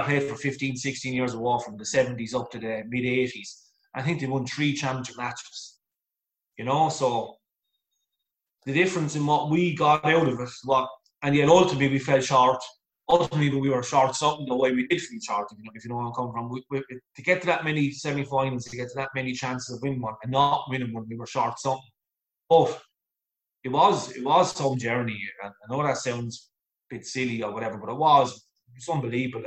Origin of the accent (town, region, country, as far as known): Waterford, Munster, Ireland; born or raised there